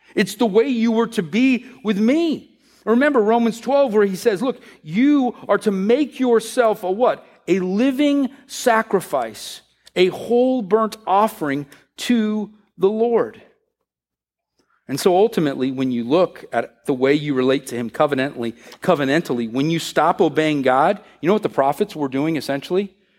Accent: United States; the way we work here in America

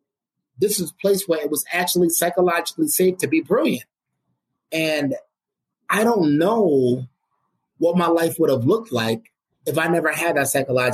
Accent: New York City, New York, United States; growing up in the United States in Brooklyn, New York

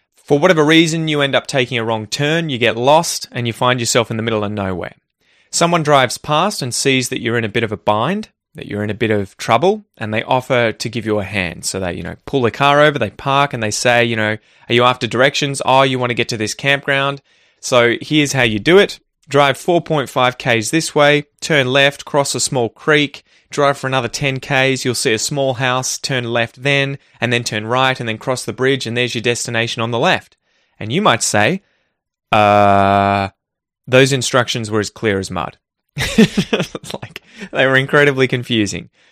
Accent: Australia; growing up in Australia

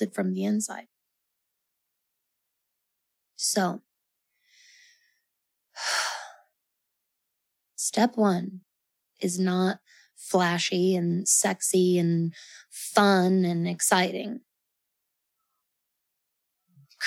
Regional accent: Colorado, United States; I'm from Colorado in the Rocky Mountains

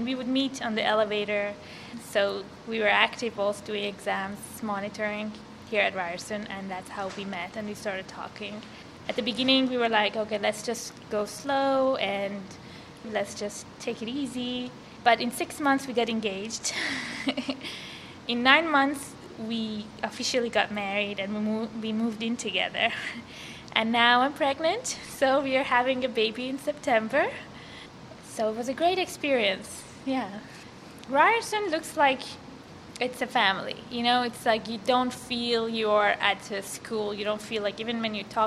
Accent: Iran; moved away as an adult; now in Canada; I was born and raised in Iran, and I was 18 when I came to Canada

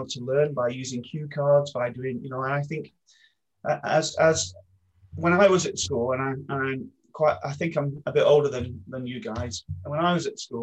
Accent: Maltby, Yorkshire and the Humber, United Kingdom; I grew up in Maltby in South Yorkshire

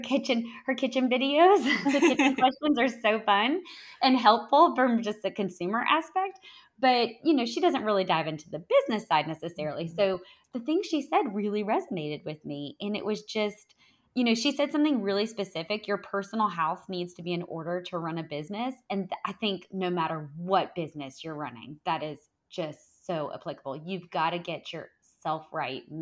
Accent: the South, United States; I'm from the South

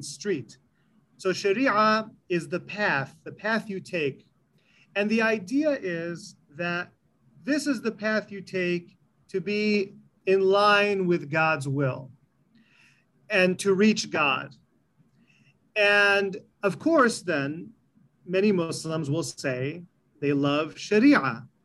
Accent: East Lansing, Michigan, United States; also born or lived in Illinois; I was born in the late 70s in the greater Lansing area. I was raised in East Lansing, Michigan. My parents are from Egypt

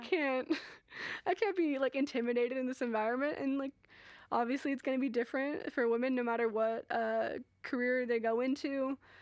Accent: Portland, Oregon, United States; now in Hawaii, United States; I am from Portland, Portland, Oregon

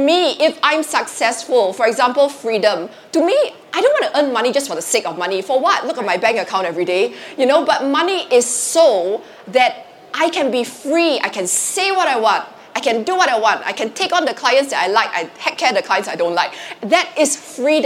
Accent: Singapore; I'm Singaporean

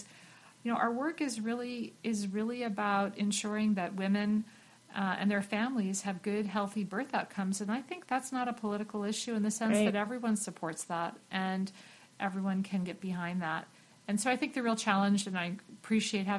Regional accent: United States; I'm an American working for the United Nations

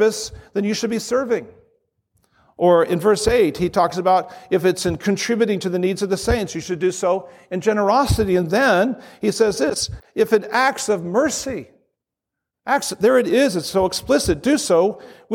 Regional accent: Southern California, United States; I'm a snowflake from Southern California.

